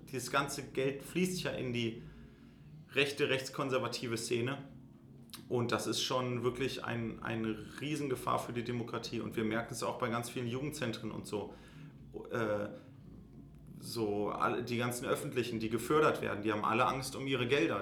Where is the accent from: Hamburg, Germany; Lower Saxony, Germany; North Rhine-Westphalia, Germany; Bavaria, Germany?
Lower Saxony, Germany; Göttingen; wir sind in Göttingen aufgewachsen